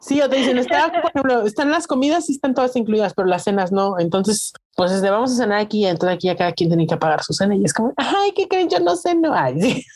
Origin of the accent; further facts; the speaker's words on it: Mexico; los mexicanos, ¿cómo extrañamos la salsita?